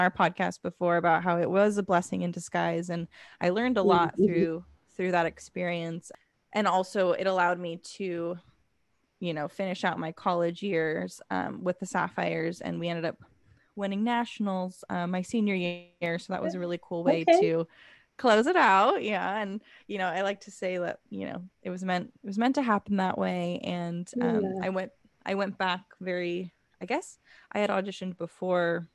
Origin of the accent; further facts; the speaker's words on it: Los Angeles County, the South Bay, California, United States; also born or lived in Sonoma County, California; I grew up in Los Angeles County, the South Bay.